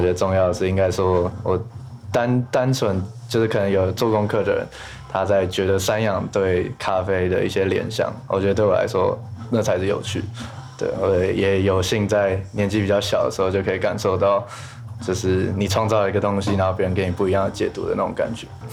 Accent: Taipei, Taiwan; 我是台北人

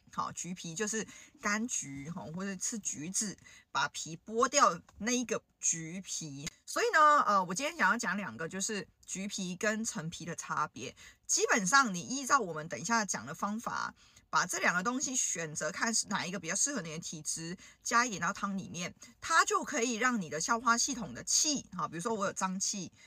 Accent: Hong Kong; 我们香港人

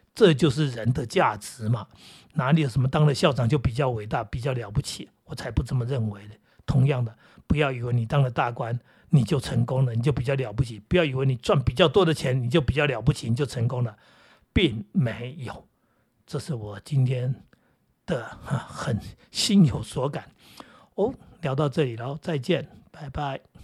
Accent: Taiwan; 我们台湾人

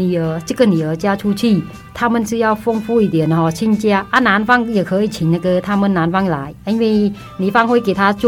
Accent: Taiwan; 然后我建议说，我们台湾人如果去的话，还是多些那个礼仪

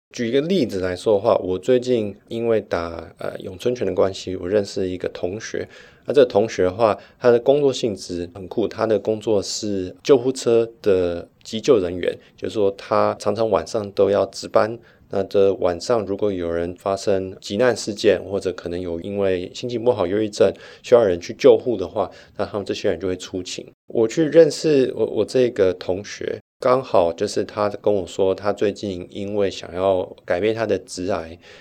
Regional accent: Taiwan; moved away as an adult; also born or lived in United States / Sydney, Australia; now in Switzerland; 我一回到台湾，小一、小二就开始碰到老师会打手心

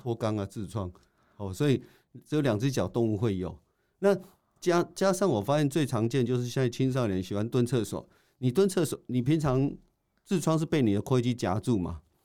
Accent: Taiwan; 我们台湾人

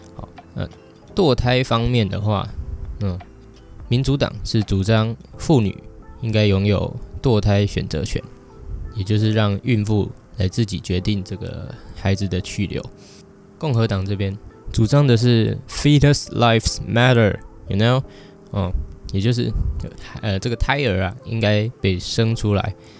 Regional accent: Taiwan; 我们在台湾一出生，像我一出生的时候就有健保

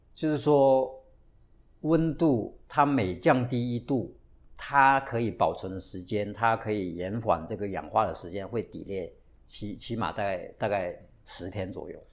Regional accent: Taiwan; 我们台湾人喜欢喝威士忌

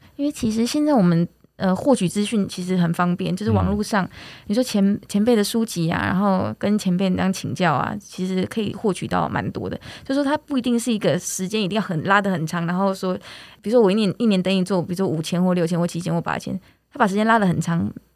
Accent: Taiwan; 我们台湾又是这个多很多山的这个很棒的国家

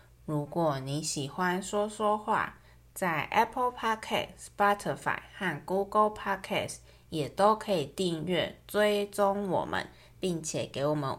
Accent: Taichung, Taiwan; 那我们台中人吃的则是炒面加大肠猪血汤，

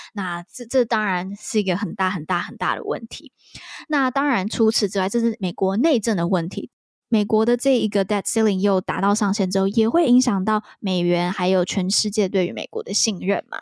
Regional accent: Taiwan; 身为台湾人我觉得还蛮值得去了解的

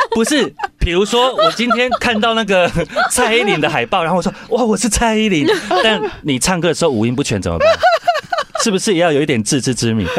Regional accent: Xiaoliuqiu, Pingtung County, Taiwan; 我家在小琉球

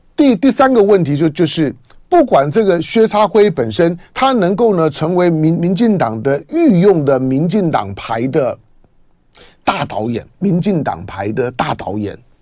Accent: Taiwan; 我从小在闽南人社社群里面长大，我最小的时候呢，是一个闽南跟平平主族混居的社群

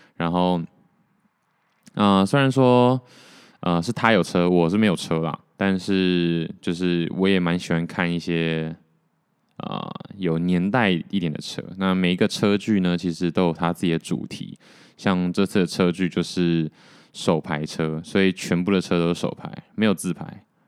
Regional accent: Taiwan; 还好我是台湾人

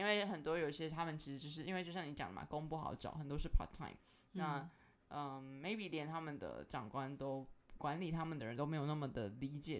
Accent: Tainan, Taiwan; 我是台南人，更正一下。

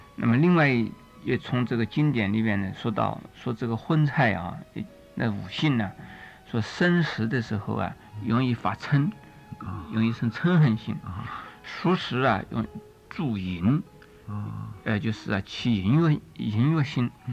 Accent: China; 我们中国人，从这个一开始啊，呃，我们所看到的出家人呢，呃，都是吃素的

